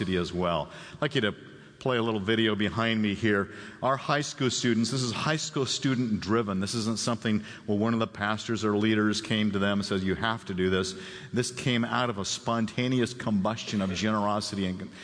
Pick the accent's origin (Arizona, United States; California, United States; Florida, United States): Arizona, United States; Phoenix; moved away; I grew up in Phoenix, Arizona.